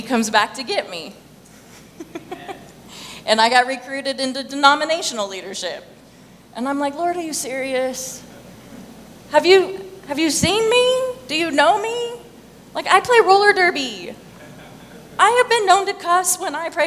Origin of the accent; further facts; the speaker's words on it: Thermopolis, Wyoming, United States; I'm from Wyoming, right? Okay, I'm from Thermopolis, Wyoming